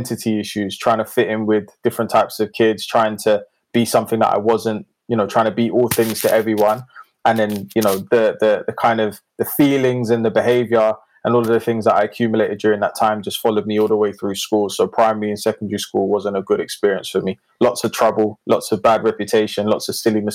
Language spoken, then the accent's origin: English; London, United Kingdom; I was born in North London, in Enfield.